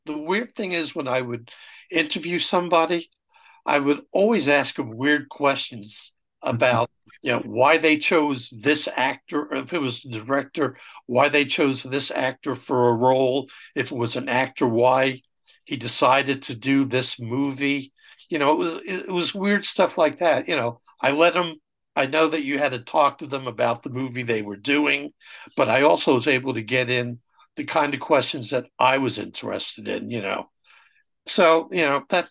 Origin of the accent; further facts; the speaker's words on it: North Massapequa, New York, United States; Growing up on Long Island, we didn't have a neighborhood movie theater until the North Massapequa Theater opened up about a mile from my home